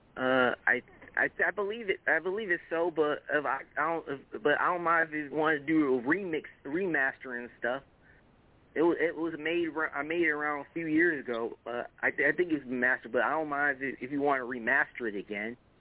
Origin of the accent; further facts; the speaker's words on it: Greenwood, Mississippi, United States; I am from Greenwood, Mississippi, Strap Delta.